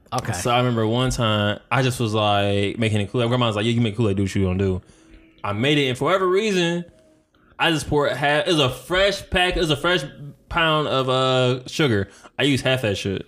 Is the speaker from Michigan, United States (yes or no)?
yes; Detroit, Michigan, United States; I'm from Detroit